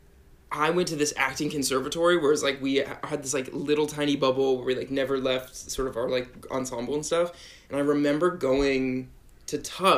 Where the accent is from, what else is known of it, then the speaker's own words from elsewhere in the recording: San Diego, California, United States; moved away as an adult; also born or lived in Pittsburgh; now in Brooklyn, New York, United States; I'm from San Diego, grew up there, and then went to Pittsburgh